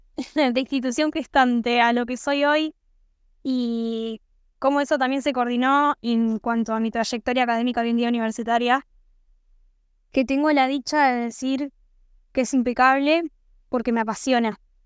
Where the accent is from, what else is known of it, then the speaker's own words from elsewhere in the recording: Santo Tomé, Argentina; soy de Santo Tomé